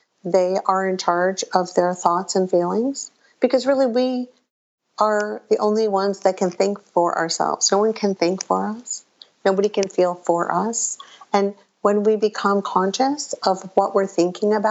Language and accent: English; Chicago, Illinois, United States; I was born in Chicago, a suburb of Chicago